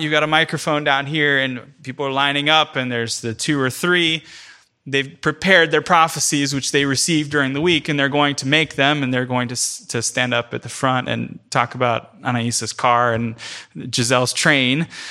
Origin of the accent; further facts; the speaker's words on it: United States; first language English; as a English speaking only American